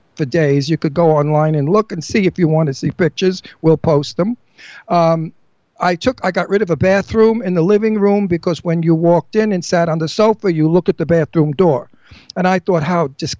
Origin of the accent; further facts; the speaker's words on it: New York City, New York, United States; I'm Italian from Brooklyn